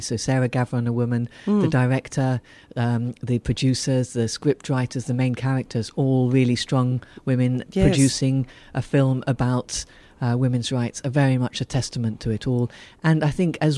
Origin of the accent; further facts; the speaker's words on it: Ethiopia; I was born and brought up in Ethiopia.